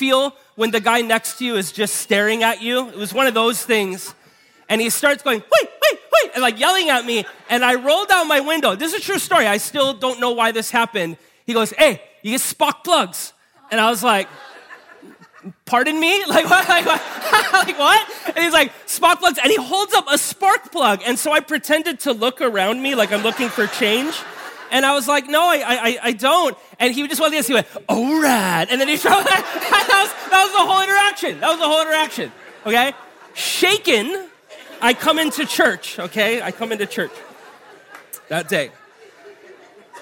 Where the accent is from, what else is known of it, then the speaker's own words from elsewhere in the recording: Honolulu, Hawaii, United States; we grew up in Hawaii Kai